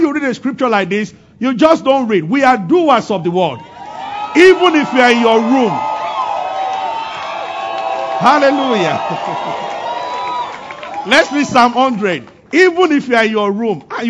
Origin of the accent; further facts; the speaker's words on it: Abeokuta, Ogun State, Nigeria; growing up in Abeokuta as a boy